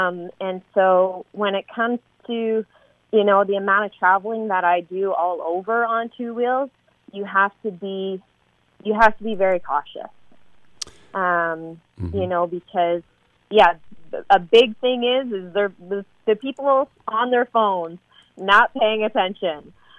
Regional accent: Canada; Yes, I am Canadian.

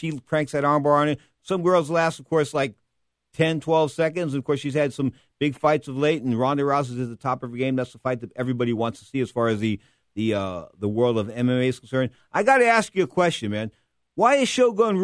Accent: San Francisco, California, United States; I was born and raised in San Francisco. I went through the 60s and the 70s here

